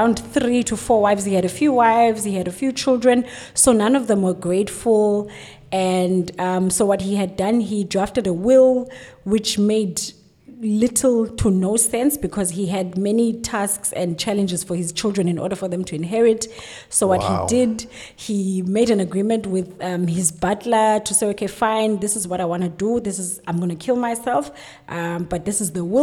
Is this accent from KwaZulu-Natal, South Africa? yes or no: no; Plettenberg Bay, Western Cape, South Africa; now in Cape Town, South Africa; I'm relatively a local girl. I come from Plettenberg Bay, and I'm fully based in Cape Town